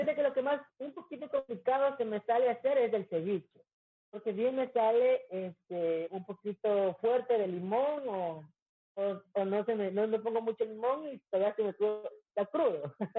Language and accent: Spanish; Quito, Pichincha, Ecuador; moved away as an adult; now in Manta, Ecuador; Yo ya voy a, Quito a mi tierra natal